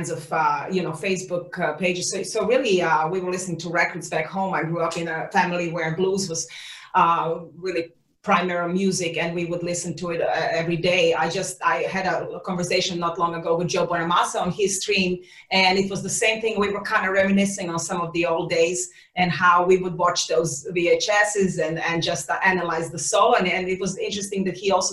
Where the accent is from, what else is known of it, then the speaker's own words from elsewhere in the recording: Serbia; moved away as an adult; also born or lived in Netherlands; now in Los Angeles, United States; growing up in Serbia.